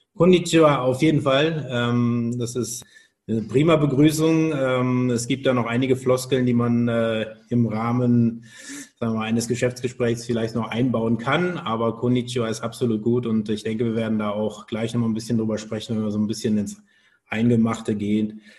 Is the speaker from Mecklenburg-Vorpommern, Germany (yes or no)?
no; Cologne area, North Rhine-Westphalia, Germany; also born or lived in Tokyo, Japan; in Tokio geboren, direkt nach der Geburt äh, dann aber nach Deutschland gekommen, ähm, bin auch im Kölner Raum immer groß geworden